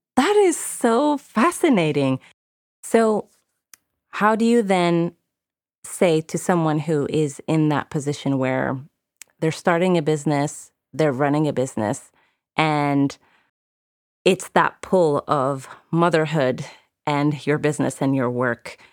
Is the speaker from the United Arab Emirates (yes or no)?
yes; United Arab Emirates; moved away; I grew up in the Middle East, in the Emirates